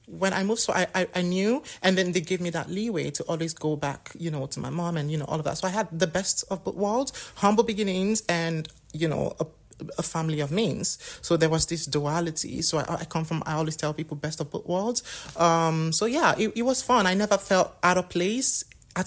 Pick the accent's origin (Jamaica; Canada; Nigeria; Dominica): Nigeria; Delta; moved away as an adult; also born or lived in Agbor / Asaba; now in United Kingdom; So I grew up in Delta State, the best state, by the way, in Nigeria.